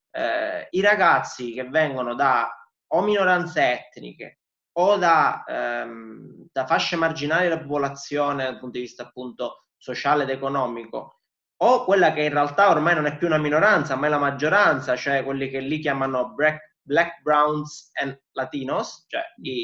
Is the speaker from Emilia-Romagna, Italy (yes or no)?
no; Palermo, Sicily, Italy; vengo da Palermo